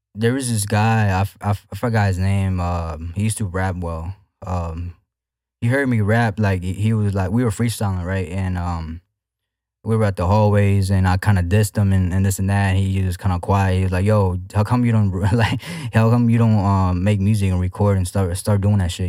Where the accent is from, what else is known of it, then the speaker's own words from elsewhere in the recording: Houston, Texas, United States; I'm from Houston, Texas. Uh, I'm from the north side, to be exact.